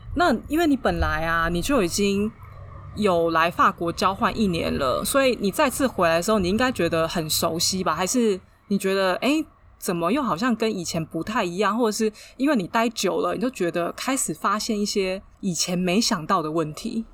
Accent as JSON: {"language": "Chinese", "country": "Taiwan", "moved": "yes", "lives_now": "Paris, France", "said": "我们台湾人又是比较阿信的个性"}